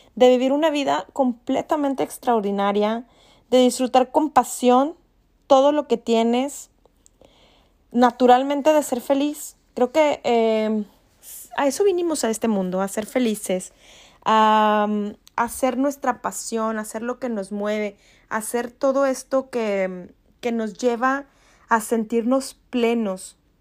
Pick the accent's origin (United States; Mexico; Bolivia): Mexico; nosotros como mexicanos